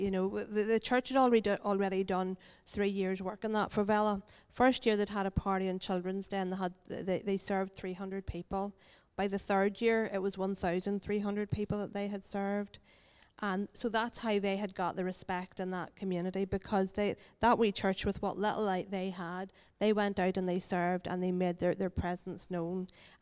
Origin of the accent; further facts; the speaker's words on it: Ireland; because we're from Ireland, we don't get to sit outside very often.